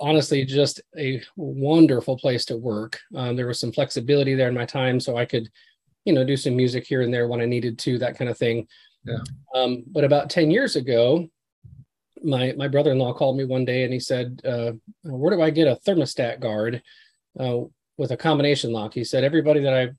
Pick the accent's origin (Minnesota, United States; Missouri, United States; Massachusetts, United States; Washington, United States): Minnesota, United States; Glenwood; moved away as an adult; now in Hendersonville, United States; I actually went back to my hometown in Minnesota, a little town called Glenwood